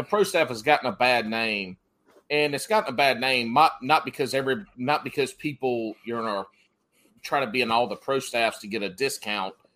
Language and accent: English; the South, United States; growing up in the South